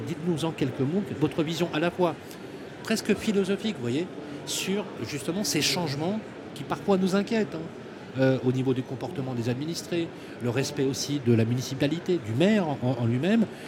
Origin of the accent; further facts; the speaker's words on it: Lyon, Auvergne-Rhône-Alpes, France; je suis né au Minguette à Lyon